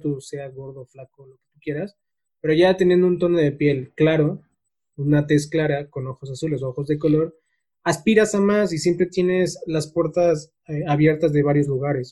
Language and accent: Spanish; Mexico; nosotros como, como mexicanos